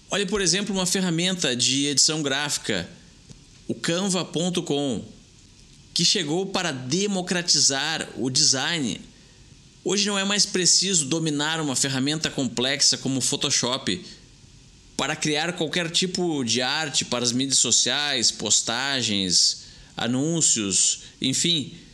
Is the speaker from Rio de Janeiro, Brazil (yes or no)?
no; Jundiaí, São Paulo, Brazil; Sou daqui da cidade de Jundiaí, interior de São Paulo.